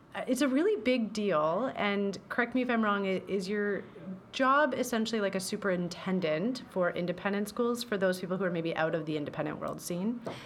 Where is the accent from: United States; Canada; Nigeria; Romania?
Canada; Belleville, Ontario; I'm from Belleville